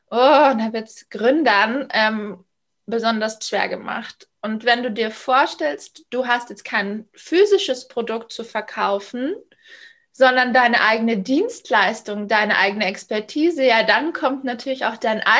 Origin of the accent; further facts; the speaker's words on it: Munich suburbs, Bavaria, Germany; ich bin 34, ich komme aus dem Münchner Speckgürtel